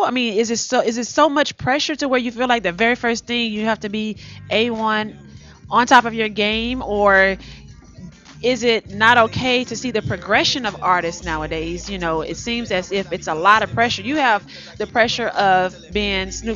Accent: the South, United States; moved away as an adult; now in Los Angeles, United States; I am from the South

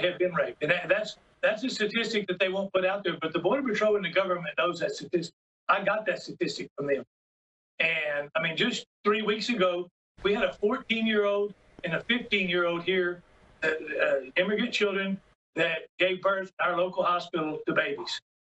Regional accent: Uvalde, Texas, United States; I was raised in Uvalde as a Catholic

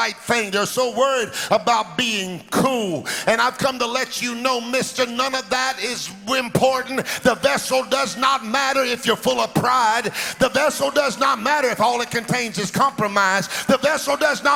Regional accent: Alabama, United States; moved away; I was born in Alabama, but my daddy always had churches in the inner city

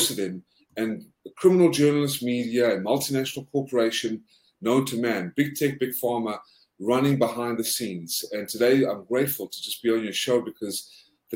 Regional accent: South Africa; also born or lived in Georgia, United States; now in United States; I'm originally South African.

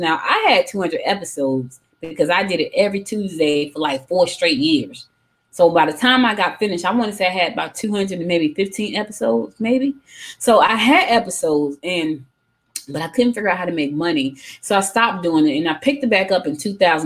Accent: New Jersey, United States; moved away as an adult; now in Georgia, United States; I was born in Georgia, but I was raised in Jersey.

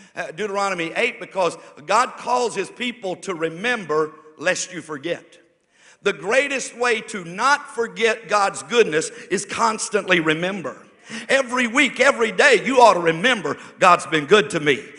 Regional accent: United States; I'm thankful I live in America. I'm thankful that I am an American citizen

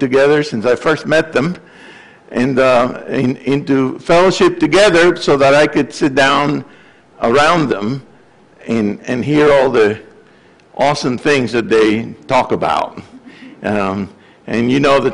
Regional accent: Puerto Rico; now in Gainesville, United States; I came from Puerto Rico, studied at the University of Florida, became a faculty member there

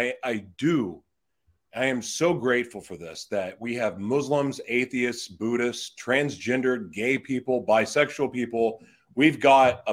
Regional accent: Oklahoma, United States; moved away; I'm originally from Oklahoma

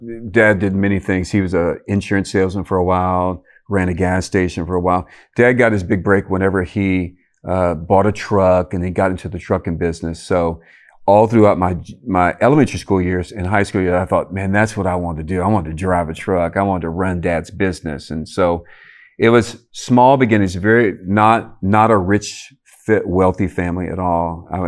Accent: Cajun community, Louisiana, United States; born or raised there

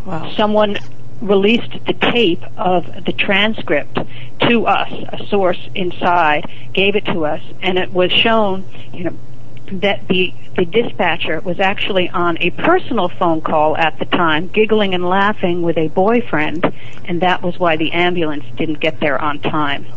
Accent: New York City, New York, United States; also born or lived in Providence, Rhode Island; I grew up in Manhattan, on the Upper East Side of Manhattan

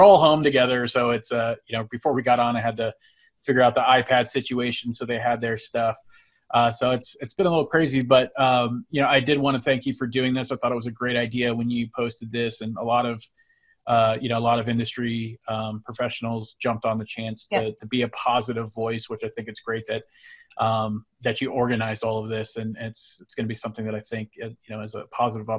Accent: San Francisco Bay Area, California, United States; born or raised there; moved away as an adult; now in Utah, United States

